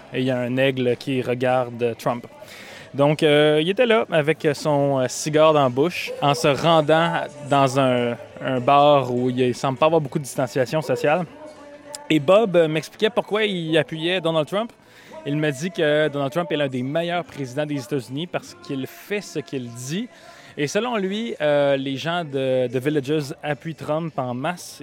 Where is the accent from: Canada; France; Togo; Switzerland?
Canada; accent: Canadian; mon accent canadien